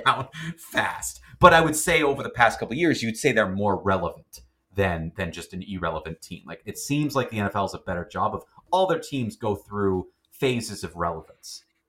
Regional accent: Canada; we're Canadian

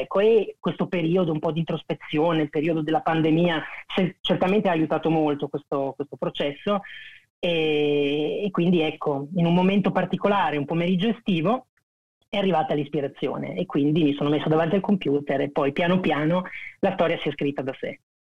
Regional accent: Pesaro, Marche, Italy; vengo da Pesaro

